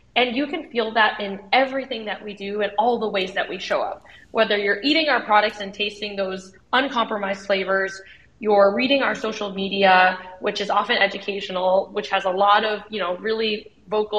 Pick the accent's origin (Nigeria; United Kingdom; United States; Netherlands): United States; I'm Vietnamese American